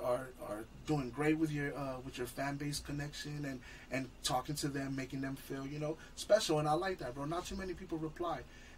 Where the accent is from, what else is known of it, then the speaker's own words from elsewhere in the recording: Los Angeles, California, United States; And I'm from LA, but I'm not a real LA dude where I take my shoes off, bro.